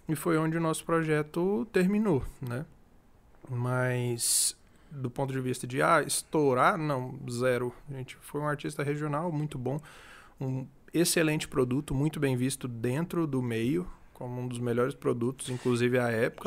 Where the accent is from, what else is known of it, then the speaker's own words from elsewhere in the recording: Palmas, Tocantins, Brazil; moved away as an adult; also born or lived in Rio Verde, Goiás; now in Goiânia, Brazil; Eu nasci em Rio Verde, mas eu cresci em Palmas, no Tocantins.